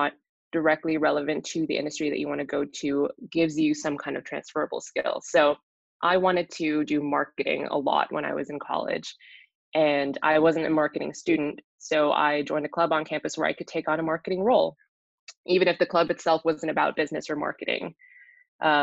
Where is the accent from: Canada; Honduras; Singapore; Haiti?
Singapore; moved away as an adult; also born or lived in Minnesota, United States; now in Boston, United States; I grew up in Singapore, but my dad's from the Netherlands. My mom's from Indonesia